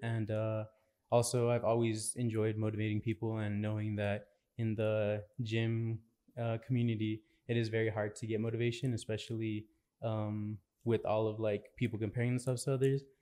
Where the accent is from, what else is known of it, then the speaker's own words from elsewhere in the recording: El Paso, Texas, United States; I'm from El Paso.